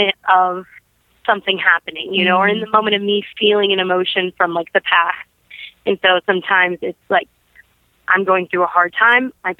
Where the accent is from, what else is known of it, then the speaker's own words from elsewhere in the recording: Brown City, Michigan, United States; also born or lived in Detroit, Michigan; after we lived in Detroit, my family and I moved to a little place called Brown City, Michigan